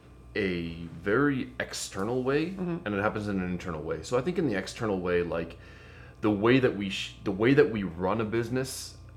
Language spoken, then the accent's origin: English; Lamont, United States; I lived in Lamont and I grew up in Lamont. I got, you know, went to grade school, high school in Lamont, and I've lived here.